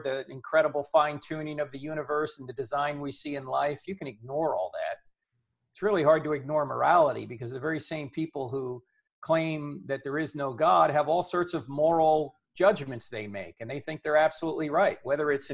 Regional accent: New Jersey, United States; I'm from New Jersey.

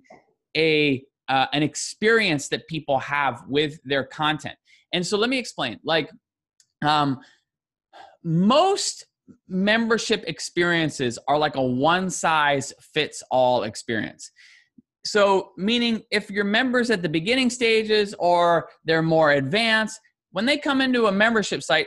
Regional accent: Canada; as a Canadian

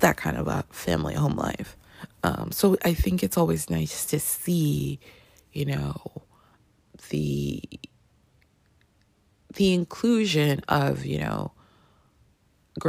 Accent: Canada; I grew up in Canada, my grandmother was in Colombia

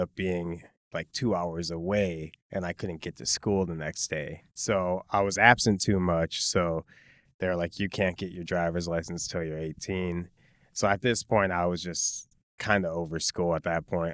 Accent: Chicago, Illinois, United States; moved away as an adult; now in Los Angeles, United States; I was born and raised in Pilsen

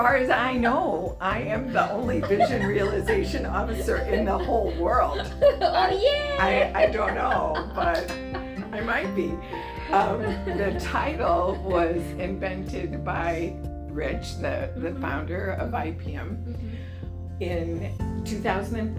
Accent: Belleville, Illinois, United States; I grew up in Belleville, Illinois, which is right across the Mississippi River from St. Louis, in a small town

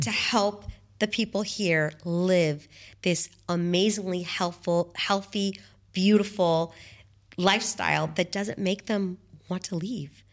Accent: San Diego, California, United States; now in Dubai, United Arab Emirates; I come from San Diego

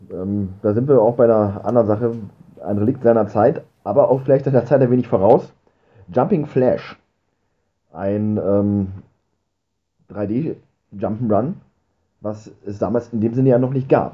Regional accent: Germany

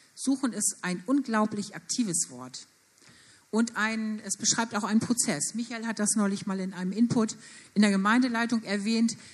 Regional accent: Germany; Wir als Deutsche

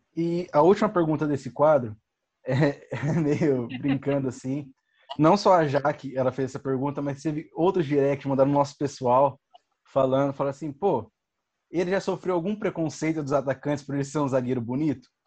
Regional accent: Campinas, São Paulo, Brazil; nós somos aqui de Campinas

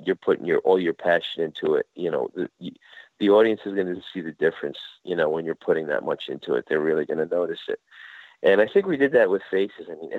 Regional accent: Jersey City, New Jersey, United States; my hometown in Jersey City

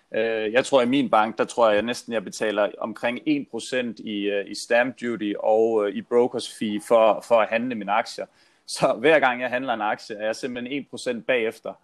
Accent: Funen, Southern Denmark, Denmark; moved away; jeg er jo Fynbo

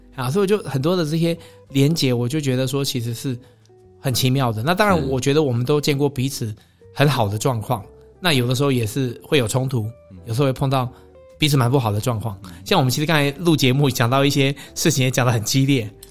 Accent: Taiwan; 就是我我觉得我们台湾人真的是有的时候，我常常都会讲说，我觉得我们。不够看得起自己了，不够欣赏自己。

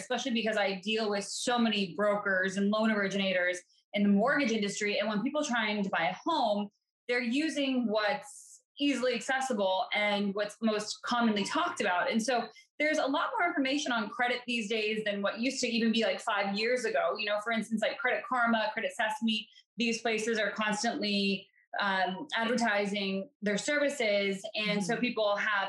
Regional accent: Colorado, United States; moved away as an adult; now in East Coast, United States; I'm from Colorado originally. And so I obviously live on the East Coast now

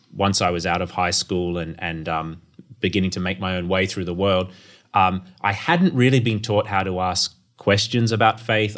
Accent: Townsville, Queensland, Australia; I grew up in North Queensland and, uh, my family attended the church, uh, of David Cartledge in Townsville

